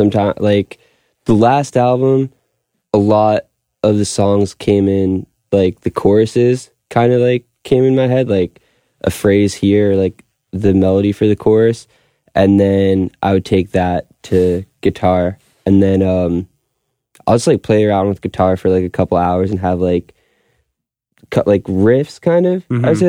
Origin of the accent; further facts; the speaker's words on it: Long Beach, New York, United States; And then I grew up in Long Beach